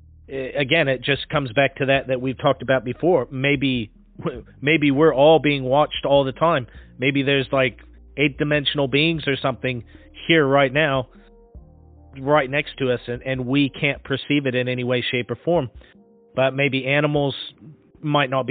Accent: Pacific Northwest, United States; moved away; I'm from the Pacific Northwest originally

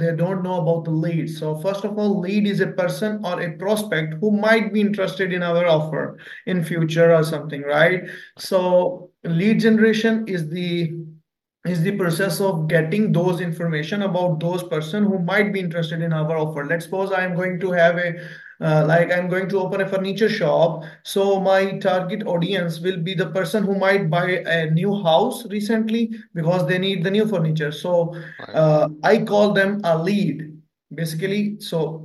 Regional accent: Pakistan; I'm from Pakistan

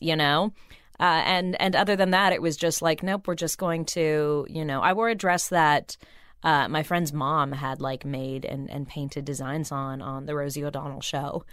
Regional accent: Burbank, California, United States; I grew up in Burbank where, you know, kids would come out for pilot season all the time

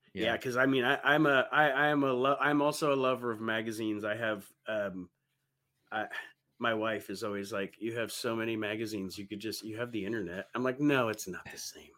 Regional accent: Toledo, Ohio, United States; I grew up in Toledo

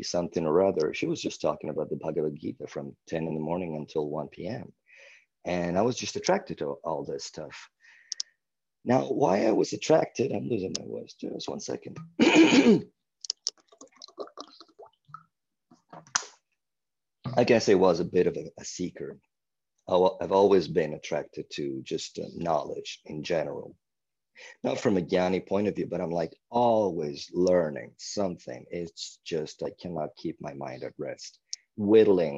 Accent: Milan, Lombardy, Italy; first language Italian; English is a second language; moved away; I was born in 1975 in Milan, Italy.

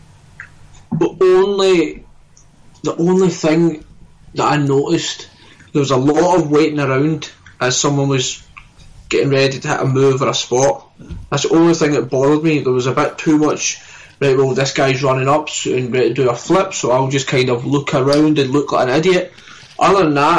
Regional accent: Scotland, United Kingdom; I'm Scottish through and through

